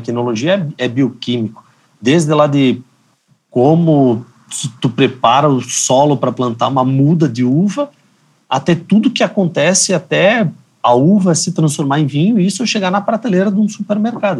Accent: Bento Gonçalves, Rio Grande do Sul, Brazil; eu sou natural de Bento Gonçalves. Eu sou da terra da uva e do vinho

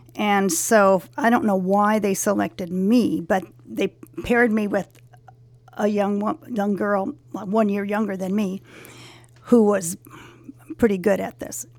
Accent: Los Angeles, California, United States; I grew up in the San Fernando Valley in Sunland, um, Shadow Hills. Uh, I lived there since I was five

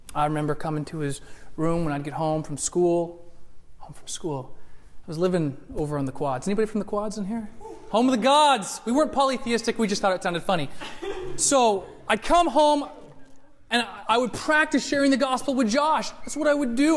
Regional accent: United States; as American Christians

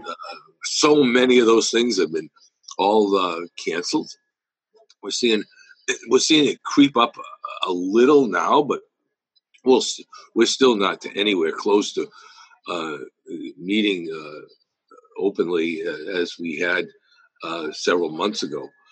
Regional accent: Fall River, Massachusetts, United States; born here, went to public schools here, graduated from Durfee High School

